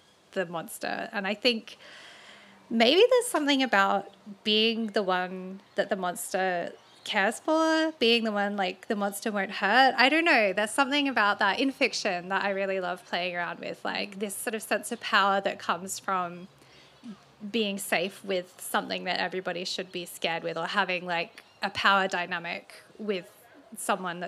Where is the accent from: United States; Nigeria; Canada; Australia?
Australia; Adelaide Hills, South Australia; I grew up near the Adelaide Hills